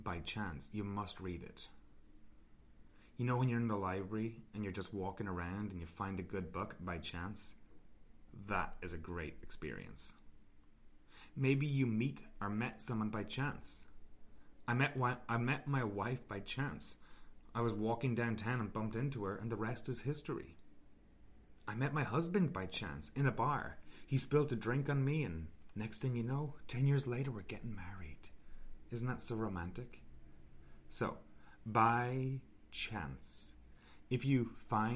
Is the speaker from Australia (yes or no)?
no; Ireland; moved away; I'm originally from Ireland